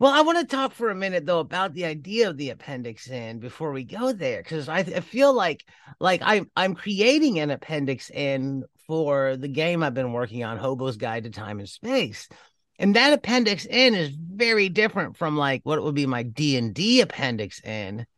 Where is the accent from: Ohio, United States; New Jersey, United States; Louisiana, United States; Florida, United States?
Ohio, United States; Cleveland; moved away; When I was growing up in Cleveland